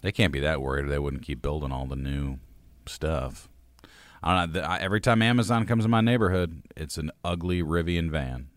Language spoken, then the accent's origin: English; United States; was born late twentieth century in the United States